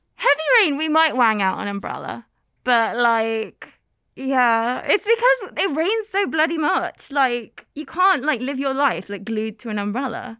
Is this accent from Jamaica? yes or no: no; England, United Kingdom; moved away as an adult; now in Kagoshima, Japan; I am from England